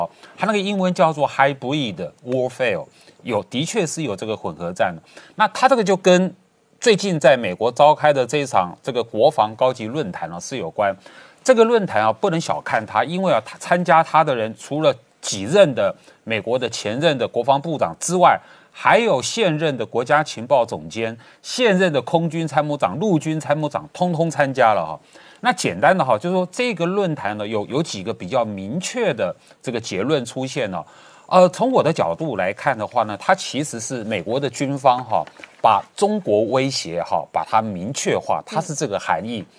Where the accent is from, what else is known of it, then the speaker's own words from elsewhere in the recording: Taiwan; 我们台湾人权